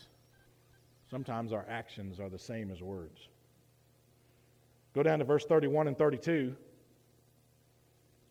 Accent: United States; I'm also an American and proud to be an American.

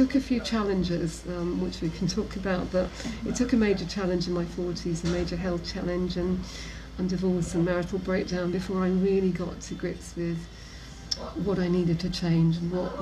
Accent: Nottingham, East Midlands, United Kingdom; I grew up in Nottingham with a loving father and mother

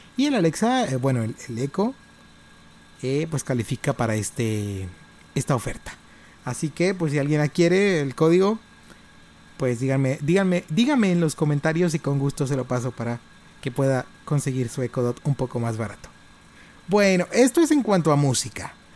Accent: Monterrey, Nuevo León, Mexico; now in Reynosa, Mexico; Yo soy de Monterrey.

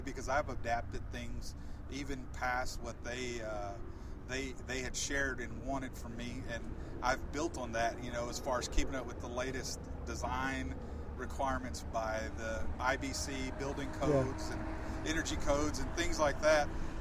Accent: Waco, Texas, United States; I grew up in Waco, Texas, born and raised. North Waco was home

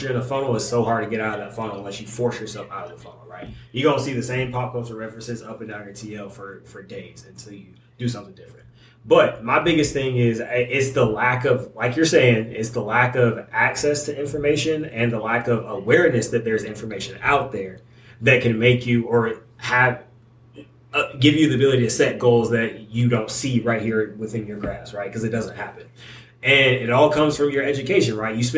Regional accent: Paulding County, Georgia, United States; I'm from Paulding County, Georgia, right? And black man from Paulding County, Georgia.

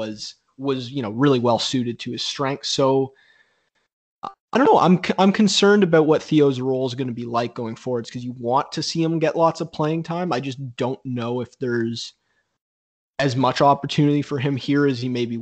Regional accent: Canada; a Canadian soccer fan

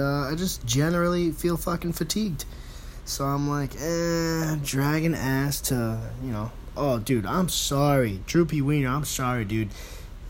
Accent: New York City, New York, United States; I'm from the Bronx

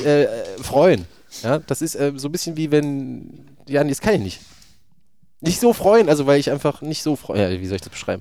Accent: Thuringia, Germany; Ich bin auch Thüringer

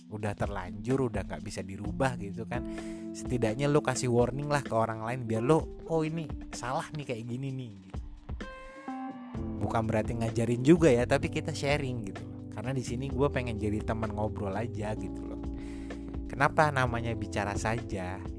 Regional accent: Jakarta, Indonesia; karena gue lahir besar di Jakarta tapi gue punya darah Jawa juga jadi gue biasa dipanggil mas dan gue juga punya darah Sunda juga

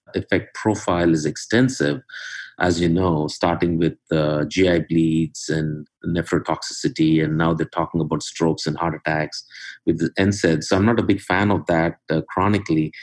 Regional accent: India; moved away as an adult; now in Cincinnati, United States; I'm originally from uh, India. Went to medical school there, came to US in uh, 1992

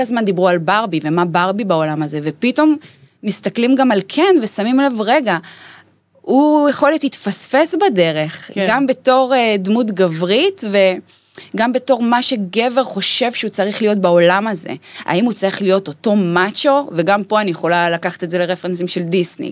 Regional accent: Dimona, Southern District, Israel; שגדלתי בפריפריה, בדימונה

